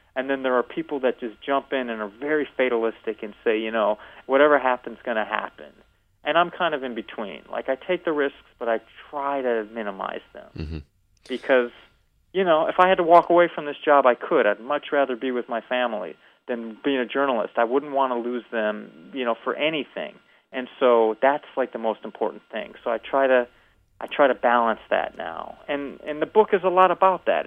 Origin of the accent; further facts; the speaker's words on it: Evanston, Illinois, United States; moved away as an adult; I grew up in Evanston, Illinois